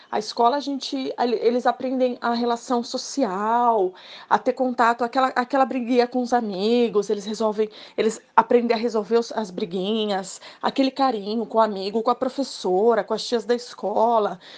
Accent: Santos, São Paulo, Brazil; tenho 40 anos, sou de Santos

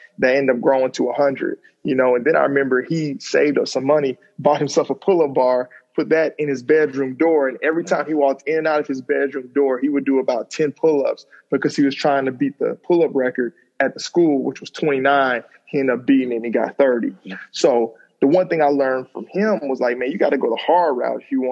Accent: Madison, Alabama, United States; also born or lived in Huntsville, Alabama; So growing up in Alabama, you know, small town, Madison. Usually I just tell people I'm from Huntsville

